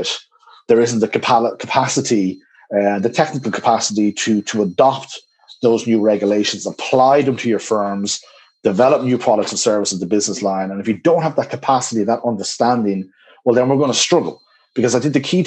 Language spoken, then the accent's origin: English; Dublin, Leinster, Ireland; Dublin, my hometown